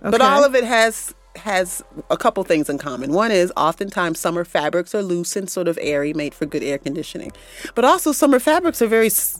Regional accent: Central New York, United States; now in Tennessee, United States; I grew up in Central New York, which is known as the Ice Belt.

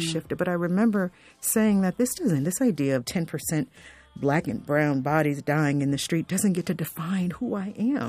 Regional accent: South Florida, United States; I grew up in South Florida

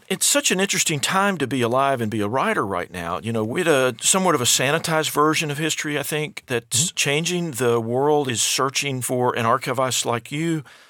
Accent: Alabama, United States; born there; now in Indianapolis, United States; I'm a son of the South. I was born in Alabama in 1961, last year, the baby boom.

